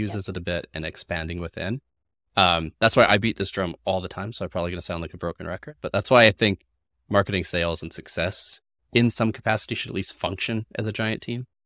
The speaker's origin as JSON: {"language": "English", "country": "Canada", "said": "I'm Canadian"}